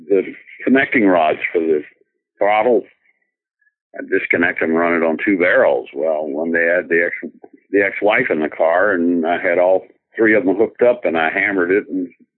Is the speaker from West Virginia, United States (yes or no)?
no; Lubbock, Texas, United States; I'm from Lubbock. In grade school, we would have end of school parties at the McKenzie State Park roller skating rink